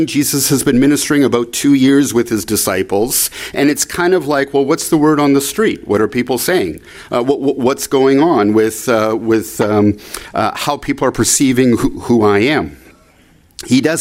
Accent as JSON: {"language": "English", "country": "Canada", "said": "I'm from Canada"}